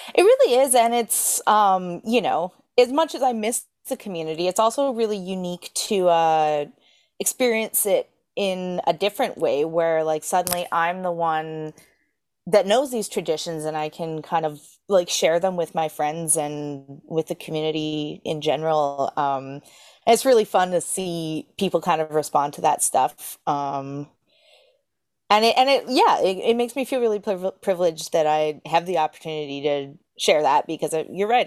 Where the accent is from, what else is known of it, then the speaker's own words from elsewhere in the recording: Edmonton, Alberta, Canada; moved away as an adult; also born or lived in Brandon, Manitoba; now in Newfoundland, Canada; I was born in Edmonton, Alberta, and I grew up there